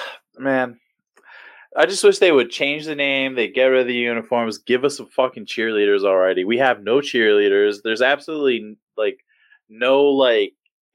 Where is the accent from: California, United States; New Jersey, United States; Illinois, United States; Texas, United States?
New Jersey, United States; now in Cleveland, United States; I'm from New Jersey.